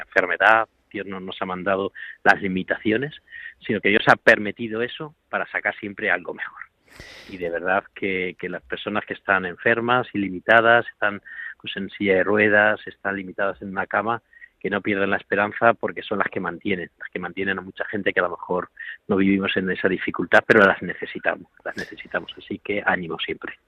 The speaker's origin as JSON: {"language": "Spanish", "area": "a village in Toledo", "region": "Castilla-La Mancha", "country": "Spain", "moved": "yes", "said": "yo soy de Toledo, de un pueblo de Toledo"}